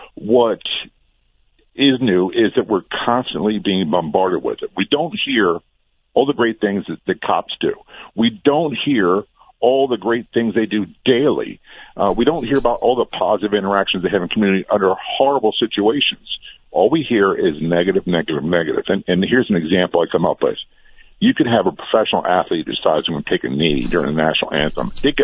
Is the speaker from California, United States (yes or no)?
no; Norfolk, Virginia, United States; I'm a product of the Vietnam War era. I grew up in Norfolk, Virginia, and a lot of the kids I went to school with, their fathers were POWs or missing in action